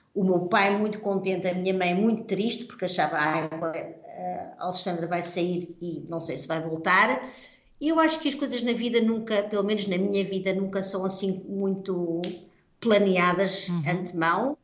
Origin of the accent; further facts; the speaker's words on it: Portugal; accent: Portuguese; moved away as an adult; now in Netherlands; dou aulas em holandês, claro, com um sotaque português